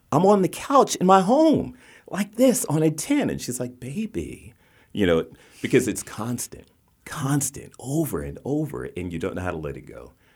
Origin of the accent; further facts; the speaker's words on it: West Virginia, United States; moved away; also born or lived in Baltimore; I grew up in West Virginia